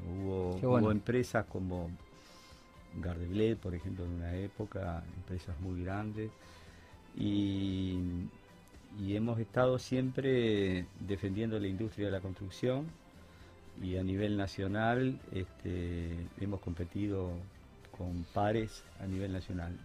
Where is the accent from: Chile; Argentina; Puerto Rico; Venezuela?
Argentina; Concordia, Entre Ríos; now in Rosario, Argentina; me volví a mi tierra, que es Concordia